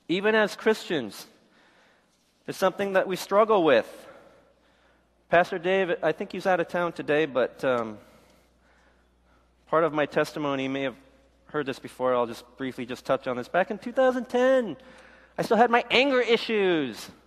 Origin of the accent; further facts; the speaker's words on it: South Korea; born there; I was born in Korea, but I was adopted.